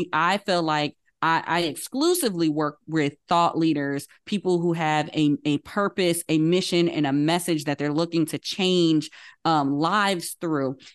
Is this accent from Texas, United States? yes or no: no; Paterson, New Jersey, United States; Growing up in the Baptist church in Patterson, New Jersey, I was a young child